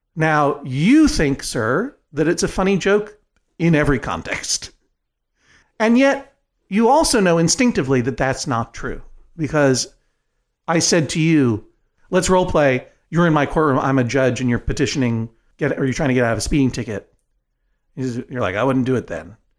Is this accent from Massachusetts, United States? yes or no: yes; Brookline, Massachusetts, United States; when I was growing up in Brookline, Massachusetts